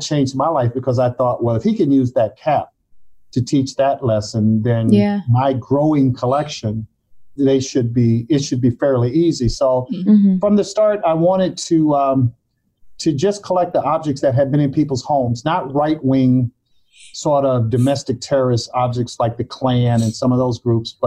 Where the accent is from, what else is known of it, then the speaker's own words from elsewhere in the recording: Mobile, Alabama, United States; also born or lived in Harlem, New York; I was born in Harlem, but from the age of one, got reared down south in Mobile, Alabama